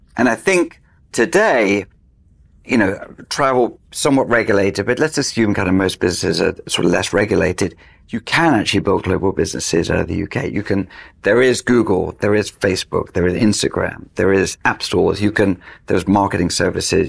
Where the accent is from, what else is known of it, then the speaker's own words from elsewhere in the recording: United Kingdom; I'm British